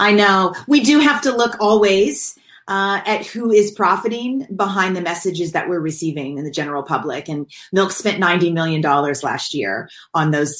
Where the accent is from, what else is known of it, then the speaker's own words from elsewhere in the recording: Kentucky, United States; now in California, United States; I grew up in Kentucky and in the South